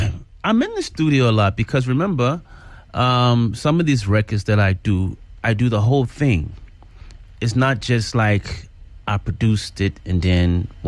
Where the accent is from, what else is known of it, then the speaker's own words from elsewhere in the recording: Chicago, Illinois, United States; moved away as an adult; now in Johannesburg, South Africa; from Chi-Town, South Side.